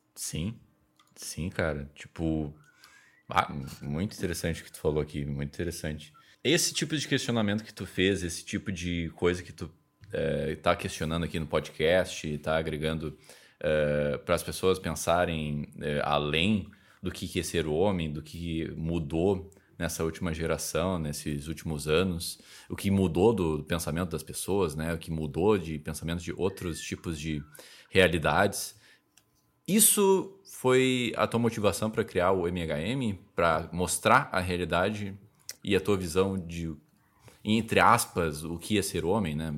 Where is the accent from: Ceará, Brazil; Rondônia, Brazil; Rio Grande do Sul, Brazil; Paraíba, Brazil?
Rio Grande do Sul, Brazil; Novo Hamburgo; Eu sou de Novo Hamburgo, Rio Grande do Sul